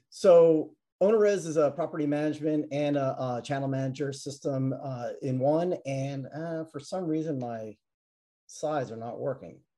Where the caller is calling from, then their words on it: Atlanta, Georgia, United States; Uh, Atlanta, Georgia.